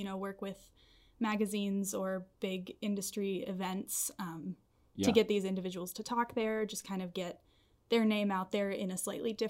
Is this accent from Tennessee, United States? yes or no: yes; Nashville, Tennessee, United States; Yeah, I was born and raised in Nashville, Tennessee, which from my lack of accent, I don't think anybody would ever guess that.